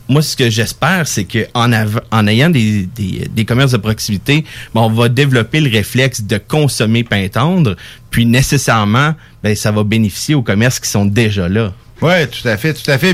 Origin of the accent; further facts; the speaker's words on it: Gatineau, Quebec, Canada; now in Lévis, Canada; j'ai grandi à Gatineau